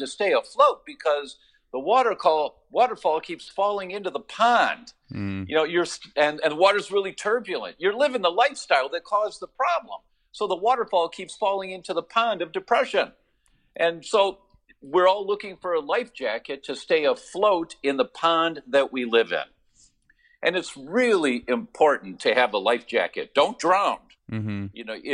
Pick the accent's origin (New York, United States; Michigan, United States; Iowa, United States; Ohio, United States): Michigan, United States; Detroit; moved away; I'm from Detroit originally, so I'm a car guy